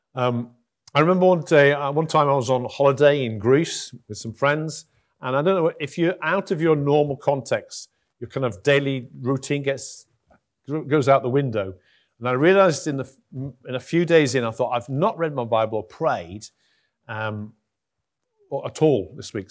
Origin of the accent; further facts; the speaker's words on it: Huddersfield, Yorkshire and the Humber, United Kingdom; also born or lived in Durham; I'm from Huddersfield